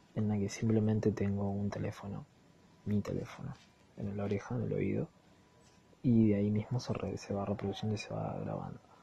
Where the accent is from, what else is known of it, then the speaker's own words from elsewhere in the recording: Argentina; soy Argentina. tomo mates